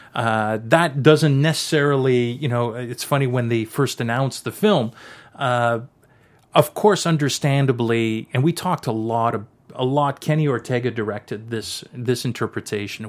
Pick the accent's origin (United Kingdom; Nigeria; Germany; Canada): Canada; I'm a, I'm a Canadian, French Canadian